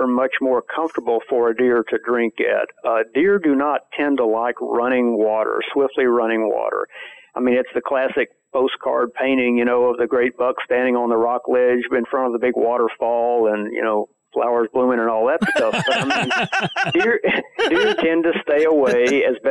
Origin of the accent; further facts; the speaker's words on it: Central Texas, United States; me growing up in Central Texas